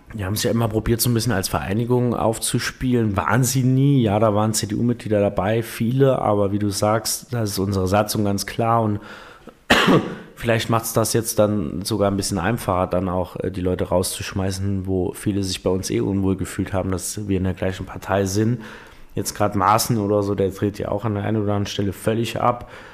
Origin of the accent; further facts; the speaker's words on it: Saarland, Germany; bei uns im Saarland